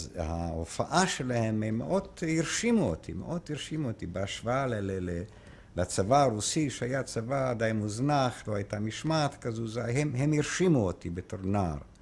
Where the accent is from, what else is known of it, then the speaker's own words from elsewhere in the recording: Lviv, Lviv Oblast, Ukraine; Hebrew is a second language; moved away as an adult; also born or lived in Haifa, Israel; now in Israel; מוצאי מפולין, נולדתי בפולין בעיר לבוף שהיום אוקראינה, אז הייתה פולין